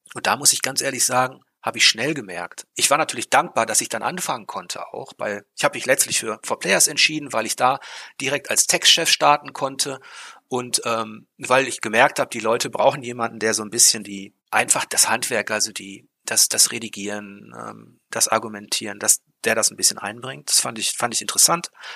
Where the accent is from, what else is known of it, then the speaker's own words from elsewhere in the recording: Ruhr area, North Rhine-Westphalia, Germany; ich komme aus dem Ruhrpott